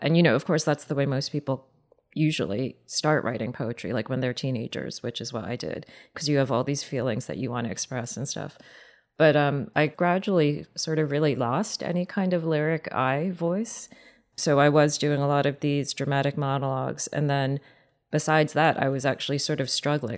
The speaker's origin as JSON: {"language": "English", "country": "United States", "said": "I'm an American woman"}